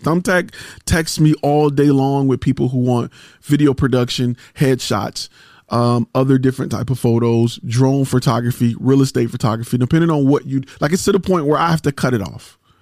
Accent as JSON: {"language": "English", "town": "Detroit", "region": "Michigan", "country": "United States", "said": "I'm a car guy 'cause I'm from Detroit"}